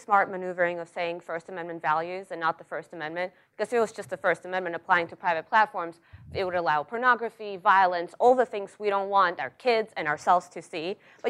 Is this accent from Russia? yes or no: yes; Russia; English is a second language; moved away as an adult; now in United States; sorry, that's my accent. Which, by the way, comes because I was born and I grew up in Russia, and I went to college in Russia